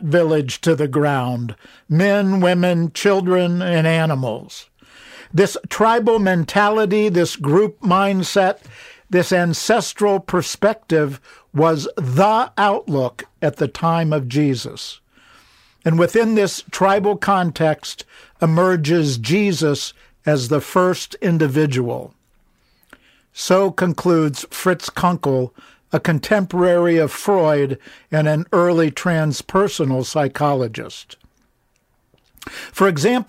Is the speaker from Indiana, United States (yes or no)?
no; Ohio, United States; now in Pittsburgh, United States; I grew up in Ohio